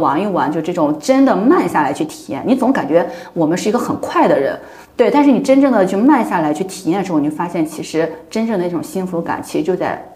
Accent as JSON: {"language": "Chinese", "town": "Yuncheng", "region": "Shanxi", "country": "China", "tie": "born or raised there", "moved": "yes", "said": "我们家乡已经成了网红地了"}